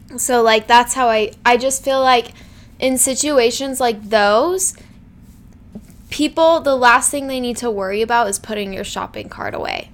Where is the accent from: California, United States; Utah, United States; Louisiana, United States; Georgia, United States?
Utah, United States; Salt Lake City; I'm from Salt Lake